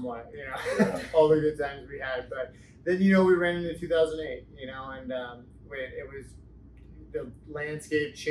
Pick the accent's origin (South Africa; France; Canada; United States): United States; Spring Valley, California; also born or lived in Davis, California / Santa Barbara, California; I born in Spring Valley